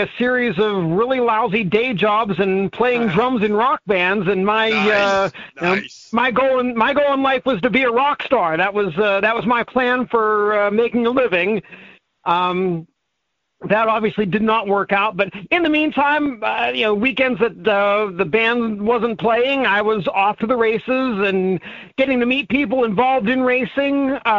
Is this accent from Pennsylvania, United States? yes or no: yes; Pittsburgh, Pennsylvania, United States; I grew up in Pittsburgh.